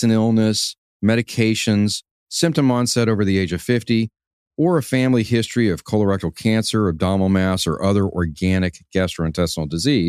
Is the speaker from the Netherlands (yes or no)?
no; Houston, Texas, United States; I was born and raised in Houston, Texas